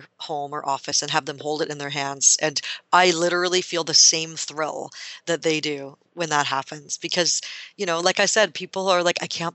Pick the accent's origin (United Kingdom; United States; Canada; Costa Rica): Canada; I am Canadian